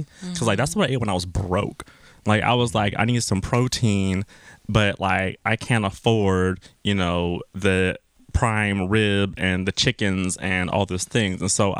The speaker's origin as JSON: {"language": "English", "region": "Southern California", "country": "United States", "tie": "born or raised there", "said": "But I'm a California boy."}